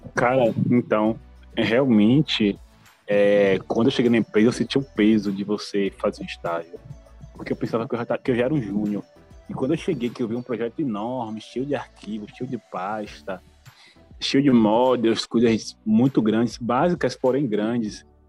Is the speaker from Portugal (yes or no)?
no; Salvador, Bahia, Brazil; sou brasileiro, sou de Salvador, Bahia